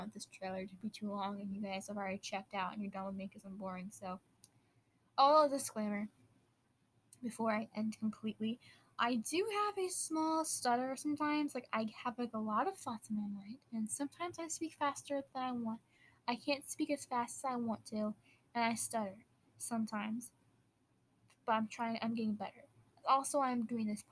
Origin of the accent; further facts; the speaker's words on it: Wisconsin, United States; I'm from Wisconsin, so I do say "ope" a lot